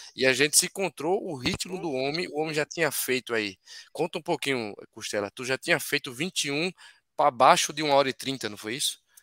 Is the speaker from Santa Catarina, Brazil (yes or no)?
no; Recife, Pernambuco, Brazil; lá no, na minha terra, lá em Pernambuco, em Recife